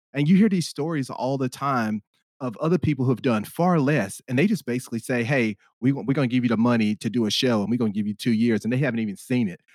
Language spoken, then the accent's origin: English; Spartanburg, South Carolina, United States; moved away as an adult; now in Los Angeles, United States; I'm from the Spartanburg area of South Carolina